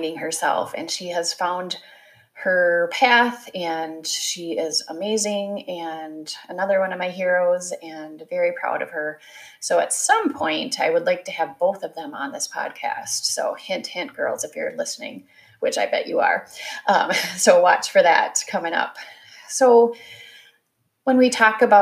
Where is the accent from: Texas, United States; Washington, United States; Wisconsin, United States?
Wisconsin, United States; also born or lived in Ohio; I grew up in the Midwest. I am a Wisconsin girl. I was born in Ohio, but we quickly moved to Wisconsin.